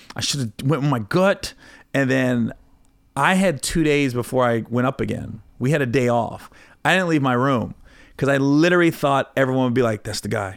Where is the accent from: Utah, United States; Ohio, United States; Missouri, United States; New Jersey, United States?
Ohio, United States; Oxford; moved away; where I grew up in Oxford, Cincinnati area.